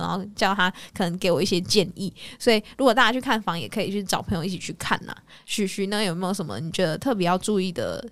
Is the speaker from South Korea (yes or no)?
no; Malaysia; moved away as an adult; now in Taiwan; 我是马来西亚人嘛，然后到台湾